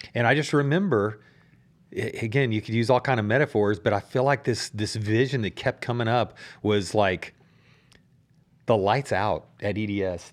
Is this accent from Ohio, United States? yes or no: no; Dallas, Texas, United States; I grew up over in Dallas